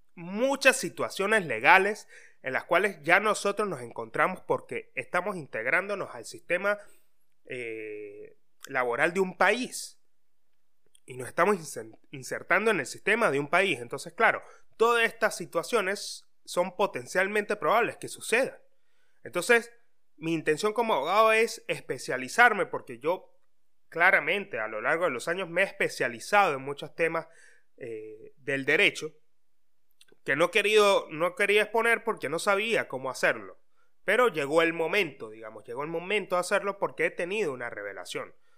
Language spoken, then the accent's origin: Spanish; Venezuela; moved away as an adult; now in Argentina; todos somos de Venezuela y amamos a nuestra patria